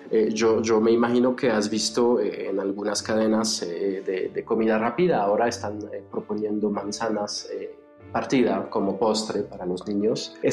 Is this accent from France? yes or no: yes; France; accent: French; Spanish is a second language; Eh, van a darse cuenta que sí se me sale el acento francés.